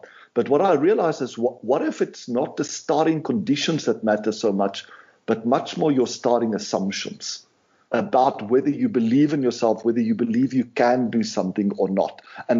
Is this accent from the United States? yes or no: no; South Africa; I grew up in South Africa. We didn't have much resources, you know, but we had a really good life and spent a lot of time on the farm